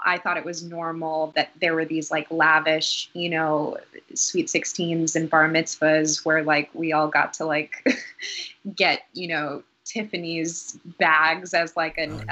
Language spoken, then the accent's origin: English; Newton, Massachusetts, United States; also born or lived in Boston, Massachusetts; we grew up in Dorchester, oh, um, yeah. and then around seven or eight, we moved to a suburb called Newton, Massachusetts.